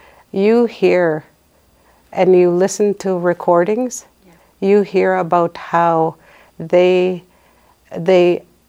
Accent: Gift Lake, Alberta, Canada; I was born in Gift Lake, Alberta. And the Métis sash is a sign of my pride and my identification as a Métis.

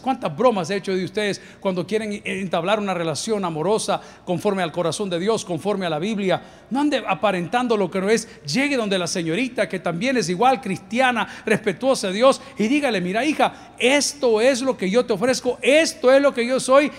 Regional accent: El Salvador; aquellos que somos del Salvador

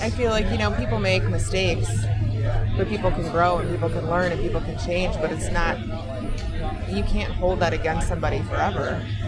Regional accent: Minnesota, United States; I'm from Minnesota.

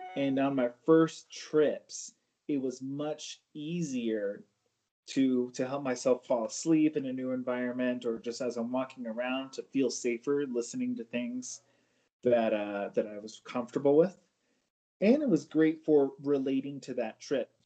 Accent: California, United States; moved away as an adult; now in Denver, United States; I am from California

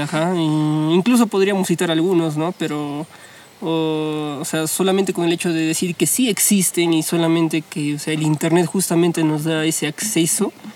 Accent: Huancayo, Junín, Peru; soy de Huancayo

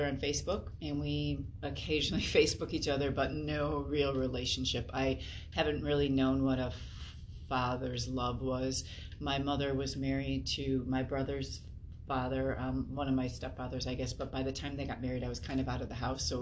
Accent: Chicago, Illinois, United States; moved away as an adult; now in Indiana, United States; I grew up in the Chicagoland area

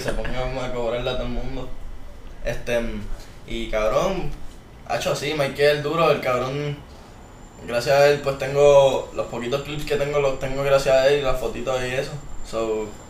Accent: San Juan, Puerto Rico; now in Guaynabo, Puerto Rico; soy de San Juan, Puerto Rico, vivo en Guaynabo actualmente

